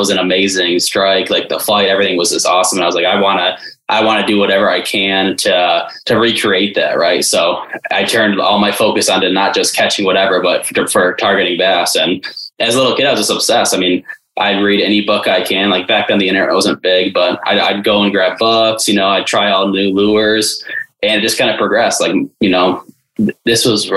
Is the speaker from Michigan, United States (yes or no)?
yes; Detroit, Michigan, United States; I grew up in Metro Detroit, still live there today.